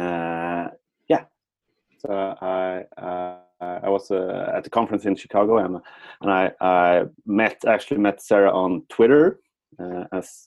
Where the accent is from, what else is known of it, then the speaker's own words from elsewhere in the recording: Sweden; I'm from Sweden and we grew up in the 80s and the 90s